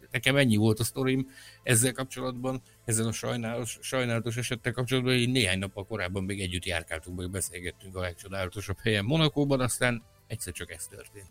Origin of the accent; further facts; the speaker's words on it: Hungary; magyar vagyok